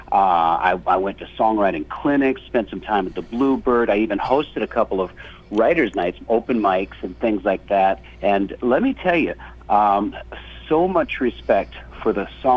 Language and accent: English; Canada; now in United States; I came down to the States because I was born in Canada